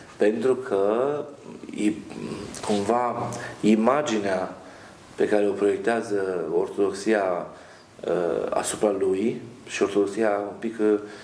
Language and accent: Romanian; Romania; now in Italy; noi în Italia vrem să fim italieni, nu mai suntem români